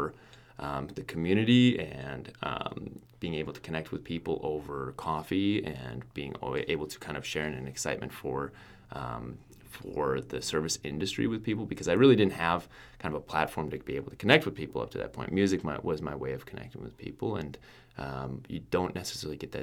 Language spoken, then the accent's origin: English; Eyota, Minnesota, United States; also born or lived in Fargo, North Dakota; I was born and raised in Eota, Minnesota